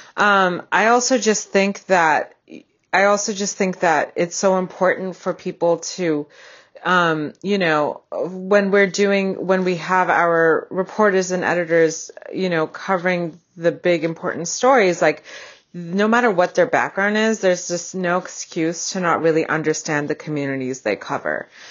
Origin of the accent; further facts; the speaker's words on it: Bay Area, California, United States; moved away as an adult; also born or lived in Boston; I grew up in the Bay Area in California